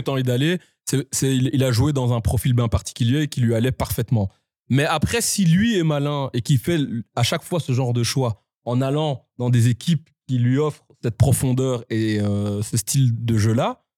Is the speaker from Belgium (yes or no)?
yes; Belgium; on est vraiment la petite Belgique